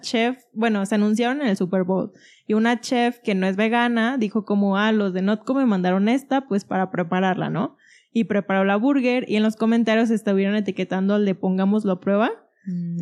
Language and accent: Spanish; Guadalajara, Jalisco, Mexico; yo que soy de Guadalajara